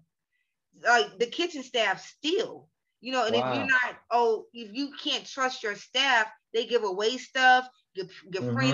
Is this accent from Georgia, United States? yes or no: yes; Atlanta, Georgia, United States; I'm from Atlanta.